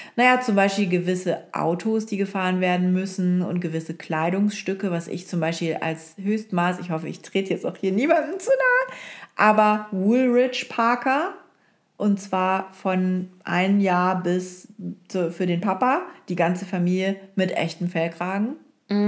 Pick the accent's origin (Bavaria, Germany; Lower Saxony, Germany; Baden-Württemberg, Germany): Lower Saxony, Germany; Oldenburg; moved away; also born or lived in Hamburg / Frankfurt; in Oldenburg, äh, wo ich aufgewachsen bin